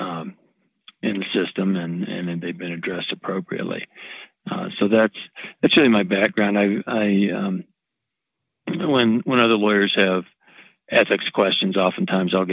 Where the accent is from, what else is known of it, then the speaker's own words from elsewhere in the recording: East Tennessee, United States; moved away as an adult; also born or lived in North Carolina; I grew up in East Tennessee